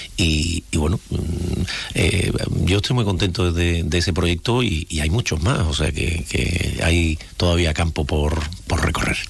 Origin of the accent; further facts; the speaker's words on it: Jerez de la Frontera, Andalusia, Spain; nosotros, la gente de aquí, los jerezanos